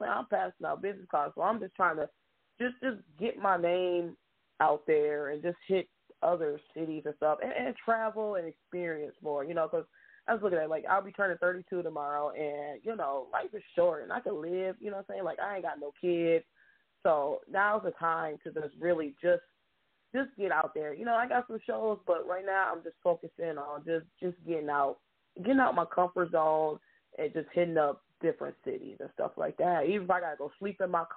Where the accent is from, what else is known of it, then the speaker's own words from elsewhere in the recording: Grand Rapids, Michigan, United States; just born and raised in Grand Rapids